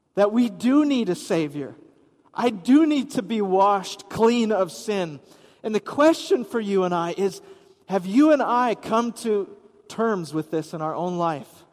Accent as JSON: {"language": "English", "region": "Wisconsin", "country": "United States", "tie": "born or raised there", "said": "I grew up in Wisconsin"}